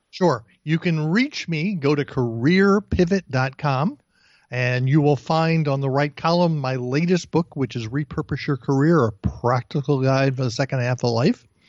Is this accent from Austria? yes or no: no; East Brunswick, New Jersey, United States; moved away as an adult; also born or lived in Bayside, Queens, New York; I was born in Bayside, Queens, and when I was a year and a half old, I grew, I, we moved to East Brunswick, New Jersey